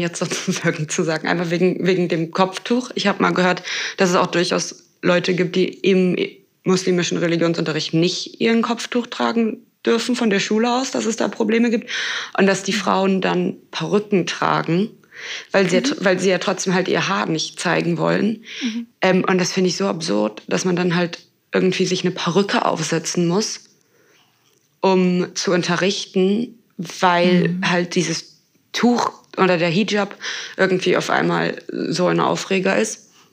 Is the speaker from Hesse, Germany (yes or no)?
no; Berlin, Germany; ich komme ja aus Berlin